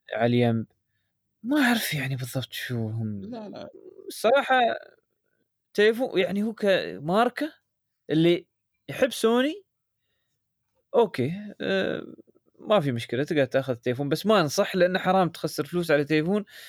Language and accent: Arabic; United Arab Emirates; عندنا في الامارات